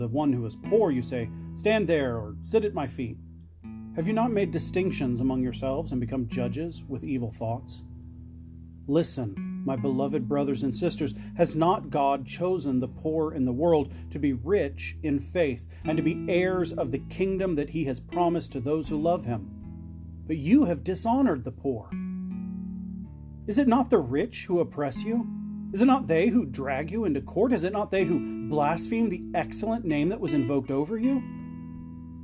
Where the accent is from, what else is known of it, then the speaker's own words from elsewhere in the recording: Phoenix, Arizona, United States; moved away; also born or lived in Florida; So I grew up in Arizona. I lived for a number of years in Florida when I was very young, but I grew up in Arizona. And not just in Arizona, but I grew up in Phoenix.